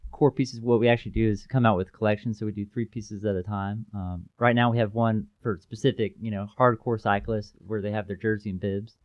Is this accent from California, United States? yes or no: no; Chattanooga, Tennessee, United States; born and raised in Chattanooga